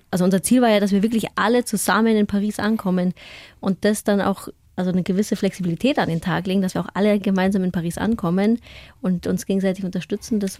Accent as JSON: {"language": "German", "area": "Franconia", "region": "Bavaria", "country": "Germany", "tie": "born or raised there"}